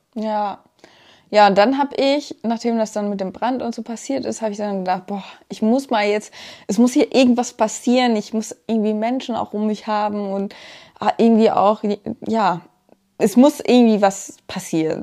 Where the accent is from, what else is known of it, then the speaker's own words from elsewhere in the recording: Germany; Ich komme hier auch vom Lande. Also ich, ähm, mein gebürtiger Wohnort ist auch da, wo wir jetzt wieder leben aktuell